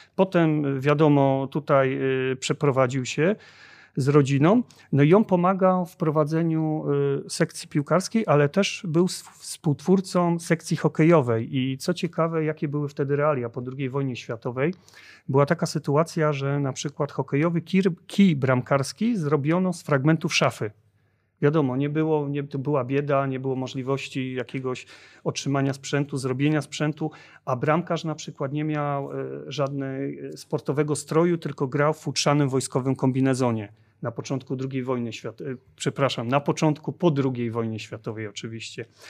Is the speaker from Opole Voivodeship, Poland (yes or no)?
no; Bytom, Silesian Voivodeship, Poland; u nas w Bytomiu